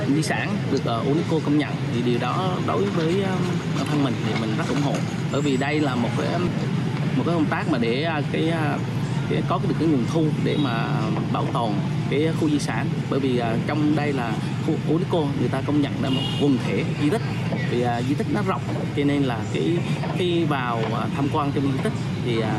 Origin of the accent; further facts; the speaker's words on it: Quang Nam, Vietnam; em là một người Quảng Nam